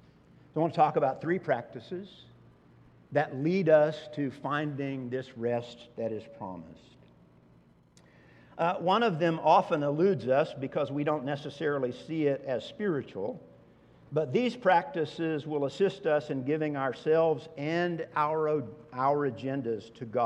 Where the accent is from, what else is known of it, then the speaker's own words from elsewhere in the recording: Oklahoma, United States; Growing up in Oklahoma